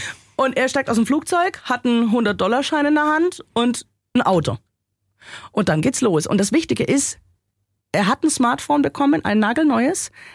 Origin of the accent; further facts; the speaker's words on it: Germany; bei uns in Deutschland